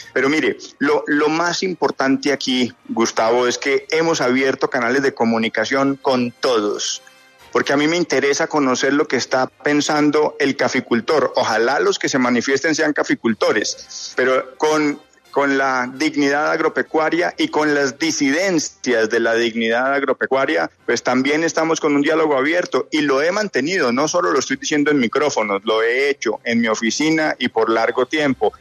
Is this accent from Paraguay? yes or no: no; Huila, Colombia; Yo soy un cafetero huilense